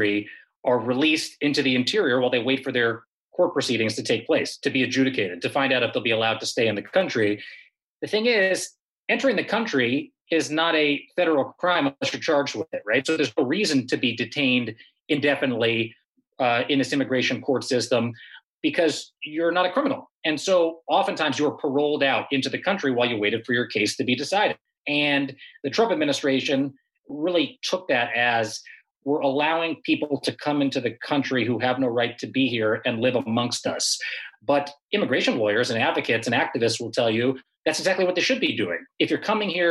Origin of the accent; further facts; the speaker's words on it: Southern California, United States; I'm from Southern California.